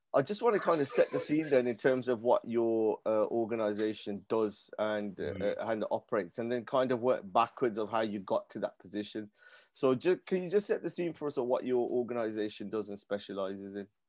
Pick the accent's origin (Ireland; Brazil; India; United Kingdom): United Kingdom; Birmingham, West Midlands; I'm from, I was born and bred in Handsworth as well